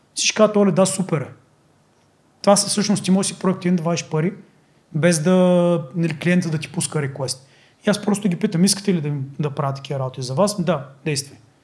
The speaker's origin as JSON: {"language": "Bulgarian", "country": "Bulgaria", "said": "Ние сме българи"}